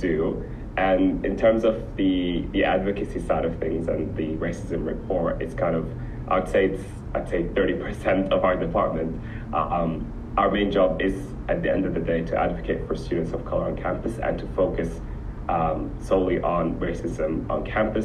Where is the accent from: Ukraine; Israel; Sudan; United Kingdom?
Sudan; also born or lived in Abu Dhabi, United Arab Emirates; now in Melbourne, Australia; I'm originally from Sudan